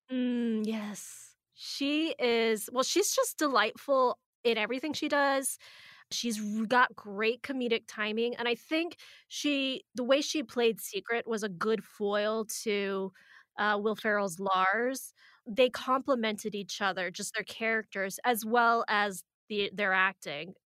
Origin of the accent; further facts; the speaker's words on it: Arizona, United States; we're from Arizona